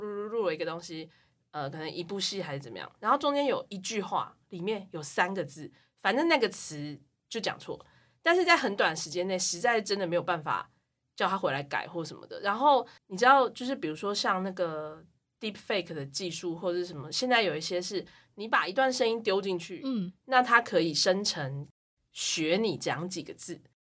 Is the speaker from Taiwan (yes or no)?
yes; Taiwan; 我们台湾人